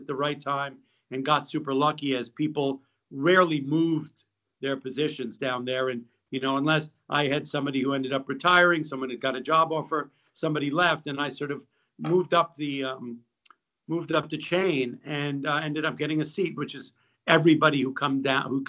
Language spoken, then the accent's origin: English; New York City, New York, United States; also born or lived in Massachusetts / West Africa; I grew up in New York City